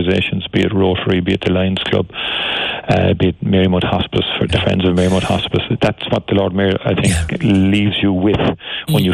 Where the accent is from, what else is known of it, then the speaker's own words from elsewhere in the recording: Cork, Munster, Ireland; as children growing up in Turner's Cross